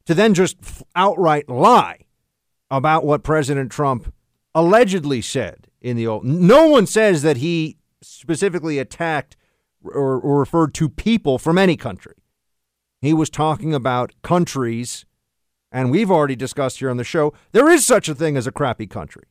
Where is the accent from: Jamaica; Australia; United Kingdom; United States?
United States; New York City, New York; here in New York City